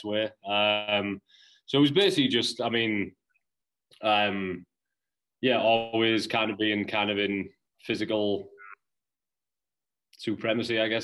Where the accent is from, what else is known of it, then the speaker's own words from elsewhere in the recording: Middlesbrough, North East England, United Kingdom; moved away as an adult; also born or lived in New Jersey / Cape Cod, Massachusetts; now in Massachusetts, United States; I'm from Middlesbrough in the northeast of England